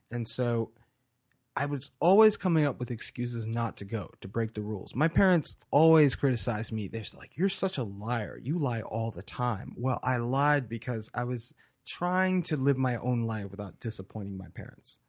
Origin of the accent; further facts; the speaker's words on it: Baltimore, Maryland, United States; moved away; also born or lived in Frostburg, Maryland / Asheville, North Carolina; I was born in Baltimore, Maryland in nineteen eighty-two